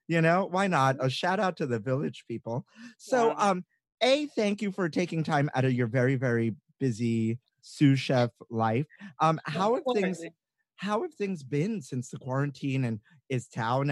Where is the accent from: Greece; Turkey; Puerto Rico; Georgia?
Puerto Rico; I'm Puerto Rican